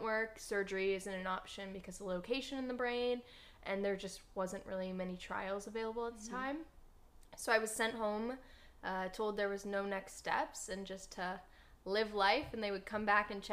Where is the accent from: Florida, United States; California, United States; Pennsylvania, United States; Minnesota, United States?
Minnesota, United States; now in Los Angeles, United States; I'm from Minnesota originally, and when I was 13 years old